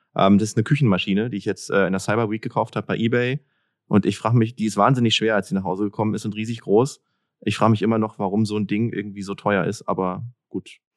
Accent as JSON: {"language": "German", "region": "Berlin", "country": "Germany", "said": "Ich komme aus Berlin"}